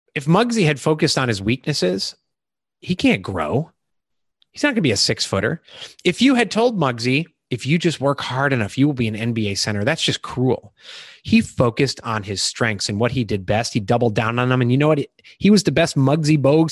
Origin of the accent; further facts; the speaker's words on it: Chicago, Illinois, United States; moved away as an adult; also born or lived in Iowa; now in Charleston, South Carolina, United States; I grew up in Illinois, Chicago